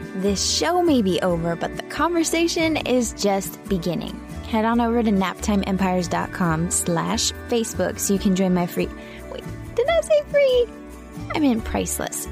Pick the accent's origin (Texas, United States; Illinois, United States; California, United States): Texas, United States; Houston; here in Houston, in my hometown